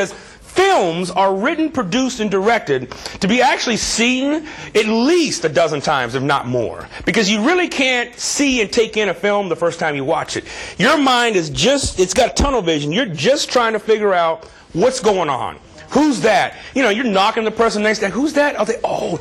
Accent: Southern California, United States; moved away as an adult; now in Chicago, United States; I pretty much consider California my home. That's where I'm from. That's where I went to school. That's where I was trained. Southern California.

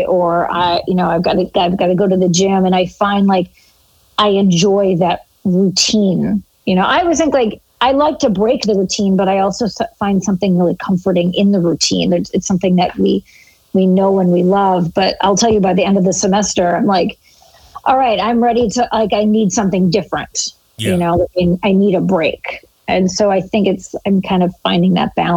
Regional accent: Oshkosh, Wisconsin, United States; moved away as an adult; also born or lived in San Francisco / New York; now in Chicago, United States; I'm originally from Oshkosh, Wisconsin. Originally from a town of 60,000 people. I grew up in a blue collar family

